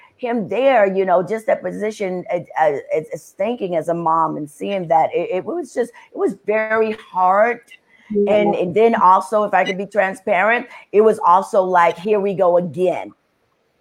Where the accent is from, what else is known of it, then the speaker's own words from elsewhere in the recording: New York City, New York, United States; being born and raised in the Bronx, in New York